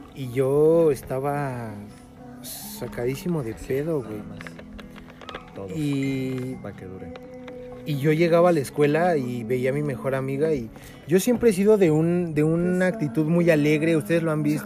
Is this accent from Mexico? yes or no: yes; State of Mexico, Mexico; Nosotros somos del Estado de México